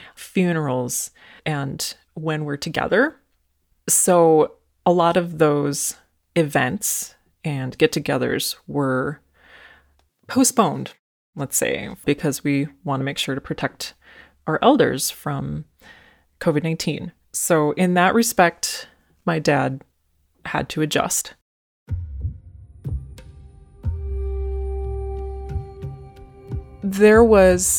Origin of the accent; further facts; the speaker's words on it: Mille Lacs Band of Ojibwe, Minnesota, United States; I'm from the Mohawk Band of Ojibwe, and my clan is the Lynx Clan.